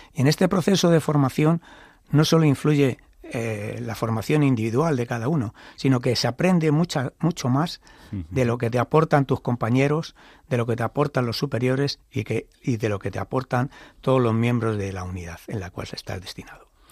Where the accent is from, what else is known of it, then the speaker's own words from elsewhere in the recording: Toledo, Castilla-La Mancha, Spain; yo nací en Toledo. En mi familia no había antecedentes militares, pero vivía en el barrio de la estación